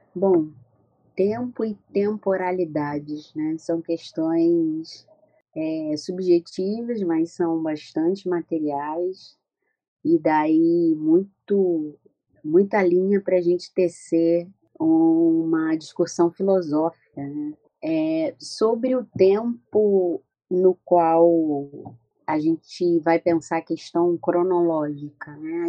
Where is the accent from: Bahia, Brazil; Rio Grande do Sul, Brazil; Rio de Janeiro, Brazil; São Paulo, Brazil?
Rio de Janeiro, Brazil; nascida e criada no Morro da Mangueira, uma favela aqui do Rio de Janeiro, da cidade do Rio de Janeiro